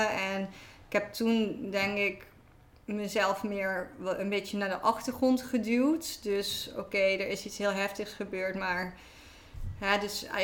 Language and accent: Dutch; Limburg, Netherlands; moved away as an adult; also born or lived in Utrecht; now in Amsterdam, Netherlands; Ehm, oorspronkelijk kom ik uit Limburg, eh, dus heel